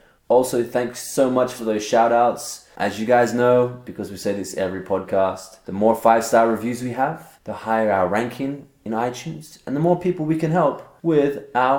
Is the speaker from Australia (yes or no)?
yes; Australia; I'm from Australia.